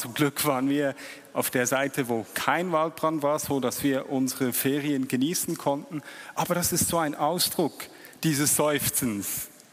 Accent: Switzerland; als Schweizer

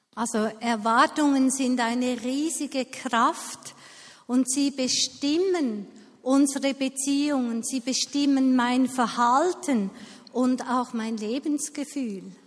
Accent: Switzerland; bei uns in der Schweiz

